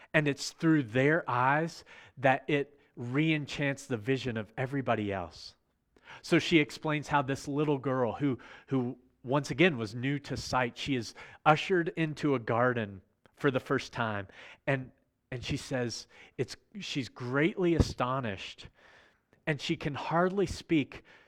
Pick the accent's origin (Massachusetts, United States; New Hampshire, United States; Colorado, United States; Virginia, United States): Virginia, United States; I'm from Virginia